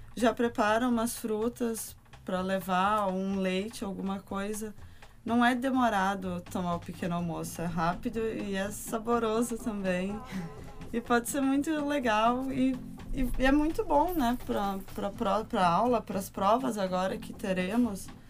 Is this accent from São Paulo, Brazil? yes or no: no; Rio Grande do Sul, Brazil; moved away as an adult; now in Portugal; sou brasileira do Rio Grande do Sul